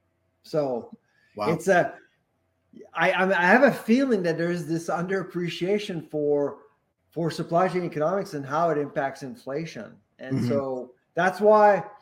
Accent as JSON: {"language": "English", "region": "Quebec", "country": "Canada", "also_born_or_lived": "the Prairies / Ontario", "moved": "yes", "lives_now": "Atlantic Canada, Canada", "said": "I've lived in the prairies, I lived in Ontario, I'm from Quebec originally, and I live in the Atlantic now."}